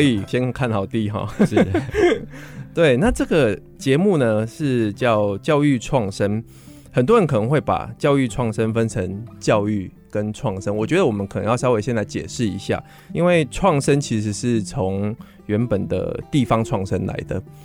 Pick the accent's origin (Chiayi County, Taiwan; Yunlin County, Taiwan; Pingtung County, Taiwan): Pingtung County, Taiwan; Wandan; also born or lived in United States; 我是屏东万丹长大的孩子